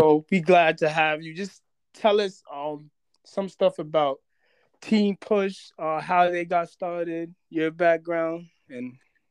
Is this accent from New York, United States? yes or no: yes; New York, United States; now in Boston, United States; Well, I'm from New York. I live in Boston now, but I'm from New York